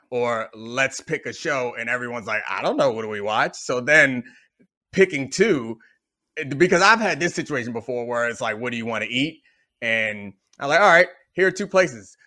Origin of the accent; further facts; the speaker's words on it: Baltimore, Maryland, United States; I grew up in Baltimore